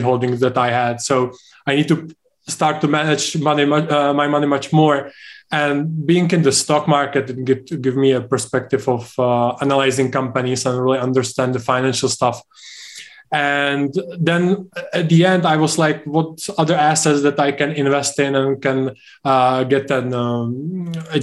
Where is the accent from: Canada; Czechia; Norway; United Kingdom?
Czechia; UK is, for example, much different than Czech Republic, where I'm from. But if I compare my home country with the US